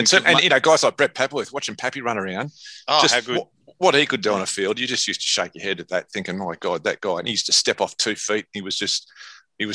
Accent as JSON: {"language": "English", "town": "Sydney", "region": "New South Wales", "country": "Australia", "tie": "born or raised there", "said": "I grew up in Sydney, Wentworthville, which is the very western suburbs."}